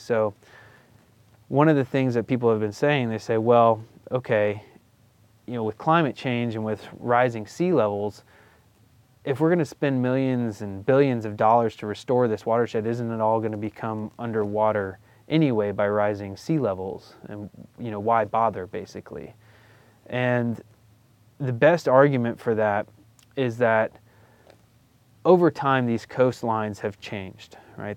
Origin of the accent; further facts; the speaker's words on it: Florida, United States; I grew up in Florida, so my backyard wilderness was swamp.